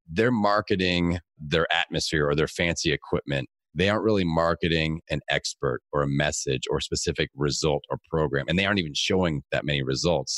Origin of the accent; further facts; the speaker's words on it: Bloomington, Indiana, United States; my hometown